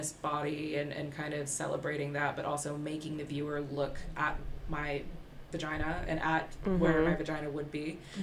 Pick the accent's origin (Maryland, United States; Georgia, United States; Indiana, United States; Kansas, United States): Maryland, United States; Towson; moved away as an adult; also born or lived in Baltimore, Maryland; now in London, United Kingdom; I'm from Baltimore, Maryland, where I grew up. Well, I grew up in Towson, which is like 8 minutes outside of it